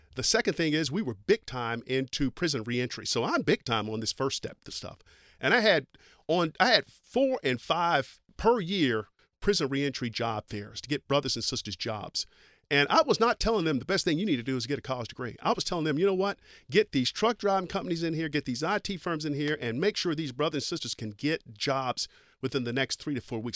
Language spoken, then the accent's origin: English; East Kentucky, United States; I grew up in Kentucky